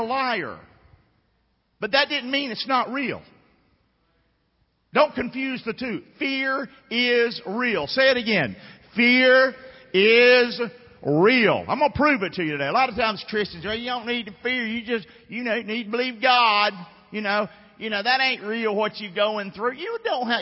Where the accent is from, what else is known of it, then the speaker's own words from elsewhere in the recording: Rockingham, North Carolina, United States; moved away; I grew up in Rockingham